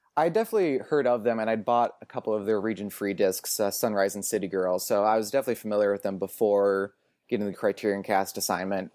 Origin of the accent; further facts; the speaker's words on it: Portland, Oregon, United States; moved away as an adult; also born or lived in Boston; now in Los Angeles, United States; I grew up in Portland, Oregon, went to school in Boston